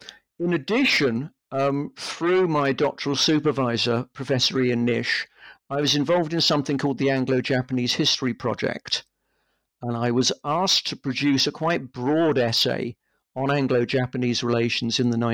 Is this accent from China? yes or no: no; London, United Kingdom; also born or lived in Leeds; I grew up in London. I've lived most of my life in London, apart from the time when I was an undergraduate student.